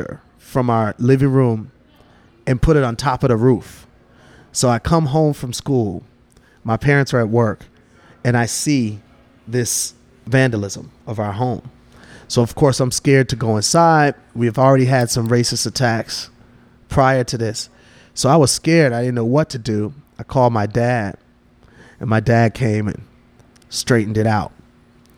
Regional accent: Milwaukee, Wisconsin, United States; I grew up in Milwaukee, Wisconsin, very divided city racially

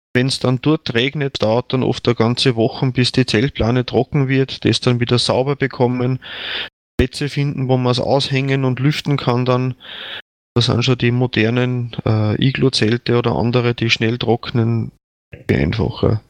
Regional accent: Attnang-Puchheim, Upper Austria, Austria; moved away as an adult; also born or lived in Lenzing; now in Bad Ischl, Austria; ich bin jetzt ungefähr 60 Kilometer von meinem Heimatort weg, also wo ich geboren bin

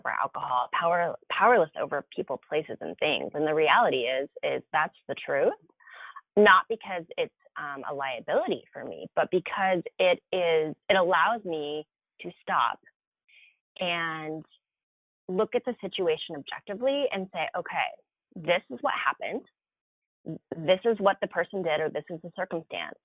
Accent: Seattle, Washington, United States; born or raised there

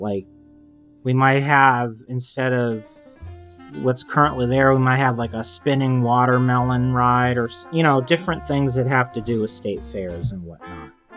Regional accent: California, United States; I grew up in California

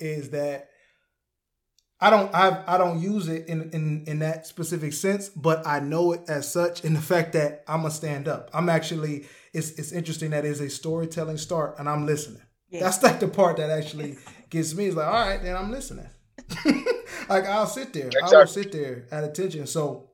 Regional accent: Detroit, Michigan, United States; I'm from Detroit

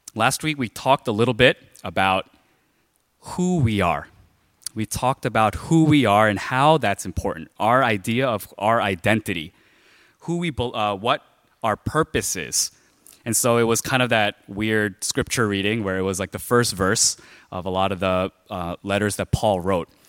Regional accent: New York City, New York, United States; when I was growing up in Flushing, there were a lot of like gangs

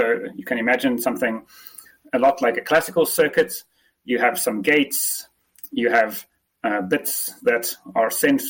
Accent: South Africa; accent: mix of English and South African; I'm actually South African, but okay. I've never really had the traditional South African accent. I've had some strange mishmash of an English accent and the South African one.

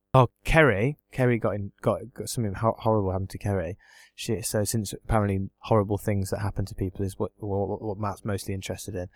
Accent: England, United Kingdom; I'm English

